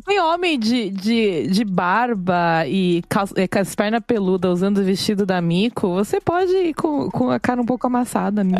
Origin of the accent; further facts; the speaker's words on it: Brazil; now in Japan; A gente é brasileiro.